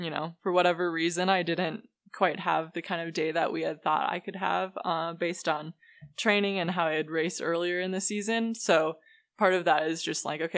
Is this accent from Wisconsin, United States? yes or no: yes; Amery, Wisconsin, United States; moved away as an adult; now in Boulder, United States; Ellsworth is like probably an hour from my hometown